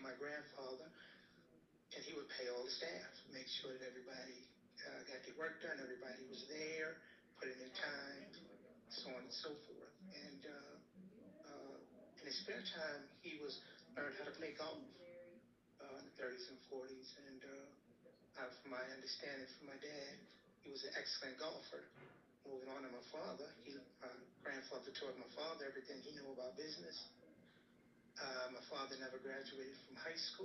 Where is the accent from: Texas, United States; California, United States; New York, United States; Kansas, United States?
New York, United States; New York City; continued on to Brooklyn, New York, where we were born and raised and educated